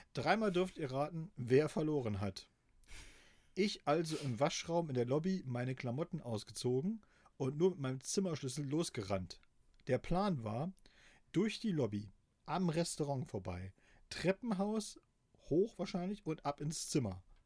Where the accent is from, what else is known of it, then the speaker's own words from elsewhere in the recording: GDR, East Germany, Germany; Ich bin natürlich äh, in der DDR groß geworden